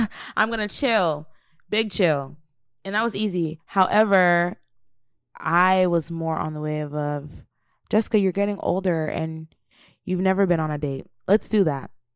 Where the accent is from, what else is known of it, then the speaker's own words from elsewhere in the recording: United States; also born or lived in Nigeria; Growing up in America as an African child